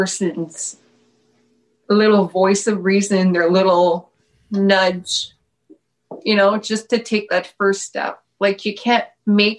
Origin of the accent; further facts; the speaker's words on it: Timmins, Ontario, Canada; moved away as an adult; now in Thunder Bay, Canada; I'm from Timmins, which is about 8 hours east from here